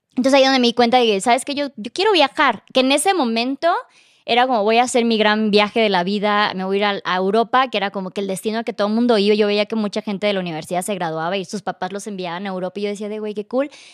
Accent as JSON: {"language": "Spanish", "town": "Tuxtla Gutiérrez", "region": "Chiapas", "country": "Mexico", "moved": "yes", "said": "Yo, no, Tuxla"}